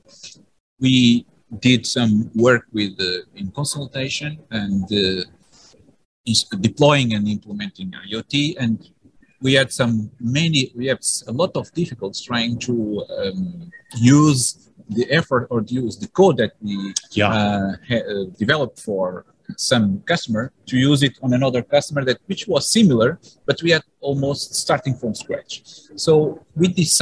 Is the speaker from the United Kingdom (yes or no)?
no; Porto, Norte, Portugal; I'm from Porto